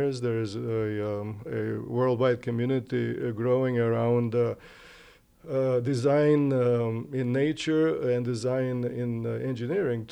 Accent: Romania; moved away; I grew up in the Delta

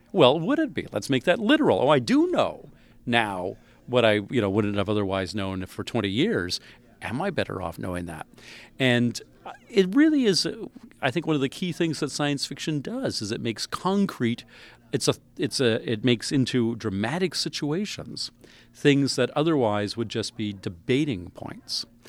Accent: Canada; I'm a Canadian

